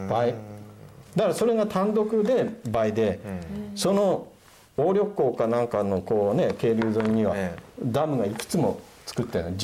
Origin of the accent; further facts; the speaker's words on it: Otaru, Hokkaido, Japan; 自分北海道出身で